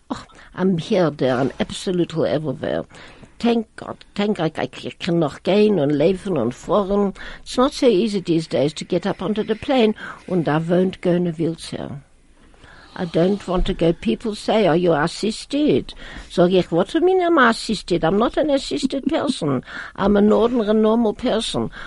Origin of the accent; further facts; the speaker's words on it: Riga, Latvia; English is a second language; moved away; in Riga, in Riga, I went to the gymnasium.